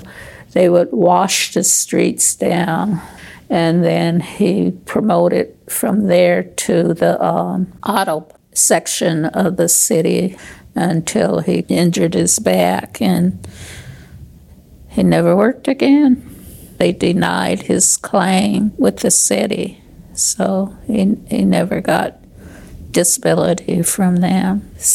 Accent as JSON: {"language": "English", "town": "Okmulgee", "region": "Oklahoma", "country": "United States", "tie": "born or raised there", "moved": "yes", "lives_now": "Seattle, United States", "said": "I was born in Okmulgee, Oklahoma. We lived on a farm, and there were 9 children"}